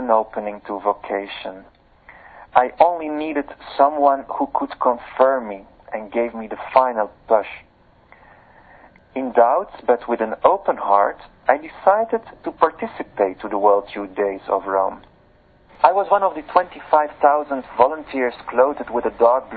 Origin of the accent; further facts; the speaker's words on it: Leuven, Flanders, Belgium; here in my hometown, Louvain, in Belgium